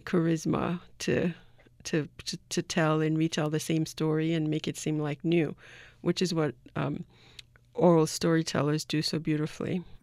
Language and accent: English; Haiti; my uncle, who I grew up with in Haiti